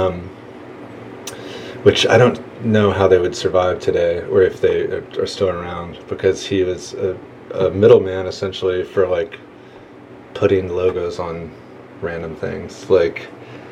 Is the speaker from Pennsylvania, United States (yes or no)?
no; Richardson, Texas, United States; moved away as an adult; also born or lived in Dallas, Texas; just north of Dallas is a suburb called Richardson